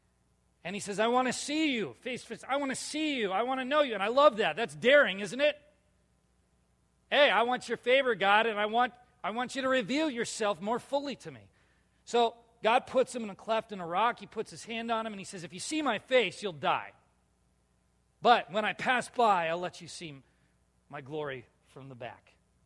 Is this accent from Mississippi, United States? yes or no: no; California, United States; now in Minnesota, United States; Yeah, only the other Californian guy here. I'm a Minnesotan, though. I'm not a Californian anymore.